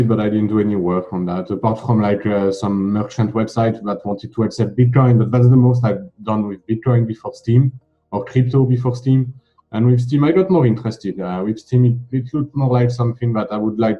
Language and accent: English; France; I'm from France